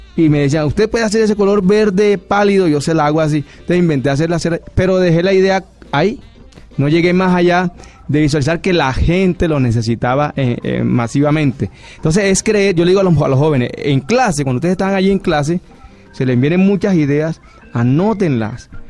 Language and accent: Spanish; Barranquilla, Atlántico, Colombia; yo soy barranquillero